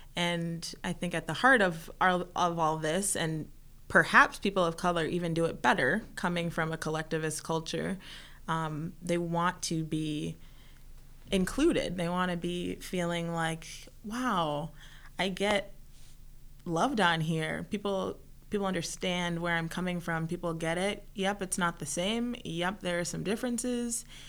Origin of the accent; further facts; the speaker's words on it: Minnesota, United States; also born or lived in Mexico; I'm from Minnesota